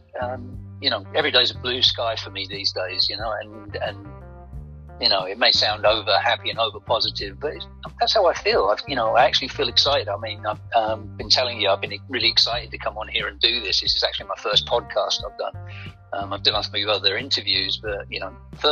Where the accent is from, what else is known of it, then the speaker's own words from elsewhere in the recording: Bury St Edmunds, East of England, United Kingdom; I'm from Bury St Edmunds, in the heart of Suffolk